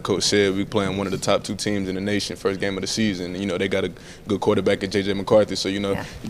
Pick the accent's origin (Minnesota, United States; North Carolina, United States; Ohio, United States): North Carolina, United States; Greenville; I'm from Greenville, so I've been there for 20 years